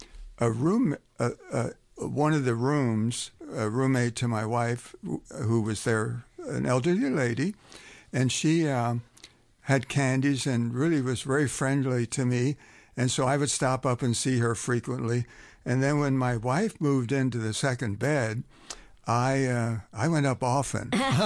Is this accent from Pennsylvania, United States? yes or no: yes; Pennsylvania, United States; And I got there from somewhere, and I was raised a Mennonite in Pennsylvania.